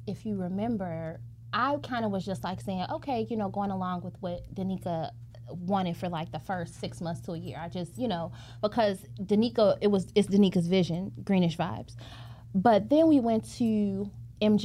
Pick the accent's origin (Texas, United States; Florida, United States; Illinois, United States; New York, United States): Illinois, United States; Chicago; moved away; We're born and raised in Chicago